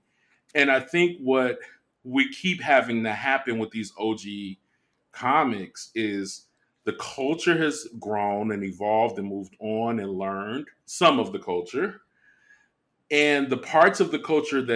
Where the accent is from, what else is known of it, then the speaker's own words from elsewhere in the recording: Midwest, United States; I grew up in the Midwest.